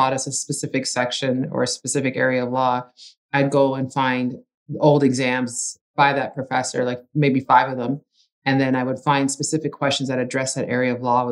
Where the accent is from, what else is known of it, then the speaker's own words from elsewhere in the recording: Ajax, Ontario, Canada; first language Italian; English is a second language; We're originally from Ajax and just commuted to school